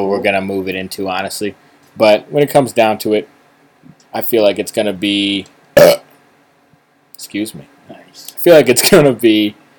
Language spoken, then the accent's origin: English; East Coast, United States; we're from the East Coast